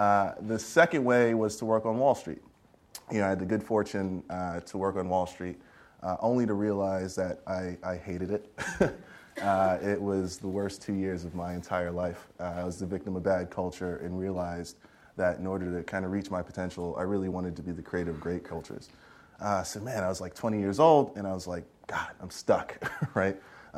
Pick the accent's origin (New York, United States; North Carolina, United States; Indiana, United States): New York, United States; Queens; As Tina mentioned, I grew up in Queens, New York, born and raised. Pretty humble beginnings, the whole rose that grew from concrete story, right? I grew up projects, welfare family, all that stuff.